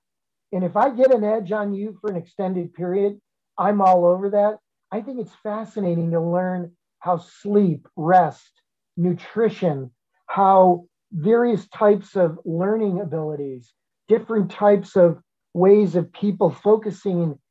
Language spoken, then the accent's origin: English; Chicago, Illinois, United States; moved away as an adult; it was a fabulous place, my hometown